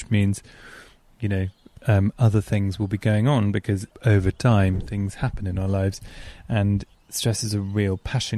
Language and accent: English; England, United Kingdom; I'm too English.